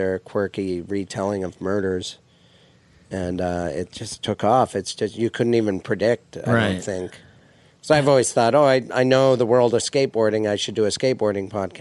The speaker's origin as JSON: {"language": "English", "town": "Missoula", "region": "Montana", "country": "United States", "tie": "born or raised there", "moved": "yes", "said": "Missoula, you know, my hometown"}